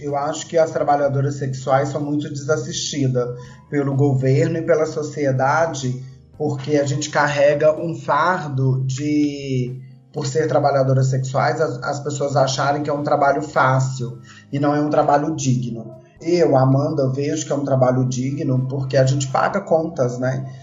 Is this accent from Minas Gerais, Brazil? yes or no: yes; Belo Horizonte, Minas Gerais, Brazil; Eu moro em Belo Horizonte, sou, sou daqui, sou mineira, tá? Nasci em BH